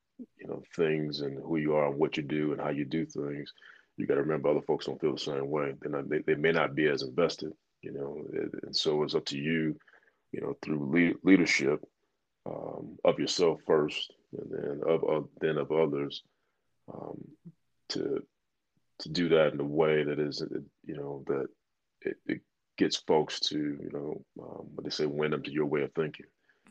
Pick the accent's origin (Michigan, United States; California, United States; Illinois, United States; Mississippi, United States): Illinois, United States; Chicago; I'm from Chicago